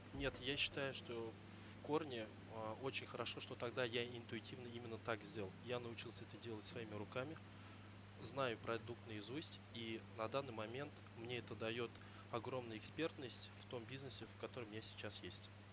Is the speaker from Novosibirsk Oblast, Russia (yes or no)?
no; Zainsk, Tatarstan, Russia; moved away as an adult; now in Kazan, Russia; Сам я родом из Заинска